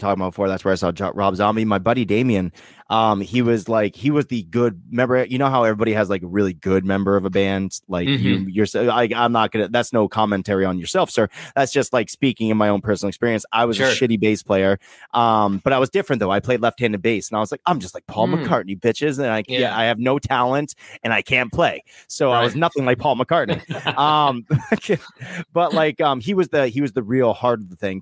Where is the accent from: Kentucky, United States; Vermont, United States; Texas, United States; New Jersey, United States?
Vermont, United States; I'm like, Vermont.